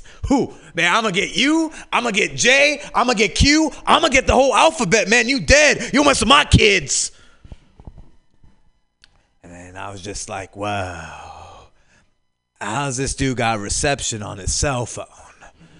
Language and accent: English; New York City, New York, United States; Yeah, I came all the way from New York City for this.